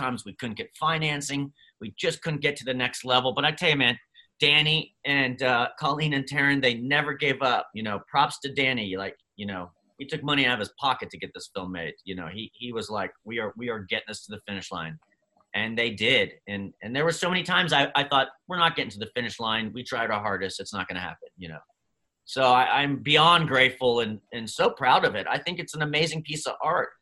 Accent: Dover, Pennsylvania, United States; I grew up in Pennsylvania in a tiny little town in York, Pennsylvania, Dover, even smaller

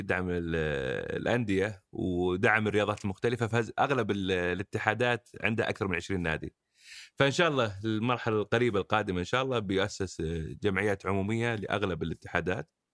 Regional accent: Saudi Arabia; احنا كمجتمع سعودي من نشاتنا

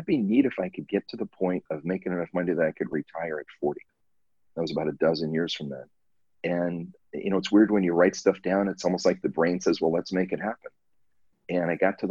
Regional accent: Southern California, United States; now in Hawaii, United States; I grew up in Southern California

